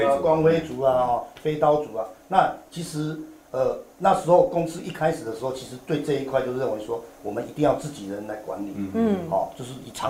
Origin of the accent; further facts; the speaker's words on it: Hsinchu, Taiwan; 我是新竹人，我是新竹人，OK，我现在老家还在新竹，哦，对对对对，啊，所以那时候的新竹没有棒球队